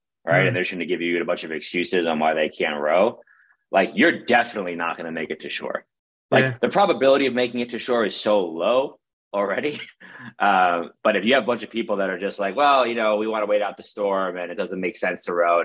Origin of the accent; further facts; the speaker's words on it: New York City, New York, United States; I grew up in Brooklyn, New York, had a wonderful upbringing in New York City in the 90s